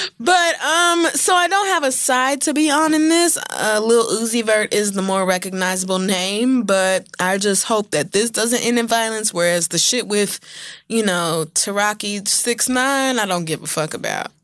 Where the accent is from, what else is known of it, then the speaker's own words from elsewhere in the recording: Oklahoma, United States; I grew up in Oklahoma